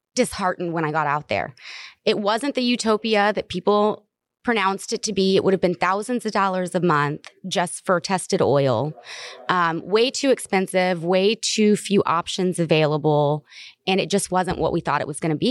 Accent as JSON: {"language": "English", "region": "the South", "country": "United States", "said": "I'm from the South"}